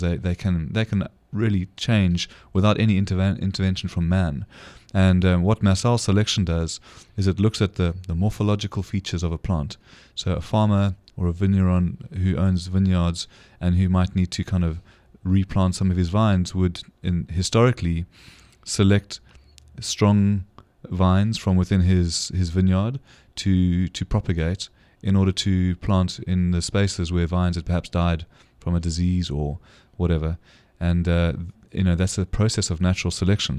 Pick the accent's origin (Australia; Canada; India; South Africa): South Africa; as a South African